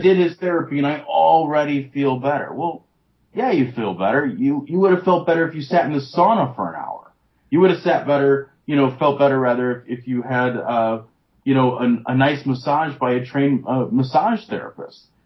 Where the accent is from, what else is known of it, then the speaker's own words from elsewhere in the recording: United States; as an American